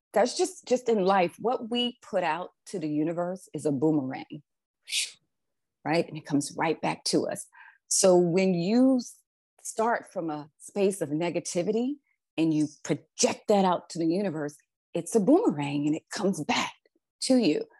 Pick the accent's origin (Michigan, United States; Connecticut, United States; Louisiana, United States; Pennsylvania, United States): Pennsylvania, United States; Philadelphia; moved away as an adult; also born or lived in California; I'm originally from Philadelphia, Pennsylvania, grew up there, born and raised